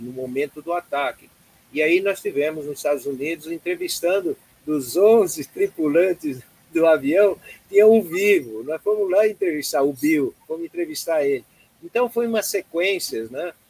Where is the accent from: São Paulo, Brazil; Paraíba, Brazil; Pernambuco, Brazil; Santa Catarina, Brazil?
Santa Catarina, Brazil; Blumenau; moved away as an adult; also born or lived in Florianópolis; cresci em Blumenau, depois fiz faculdade lá em economia em Florianópolis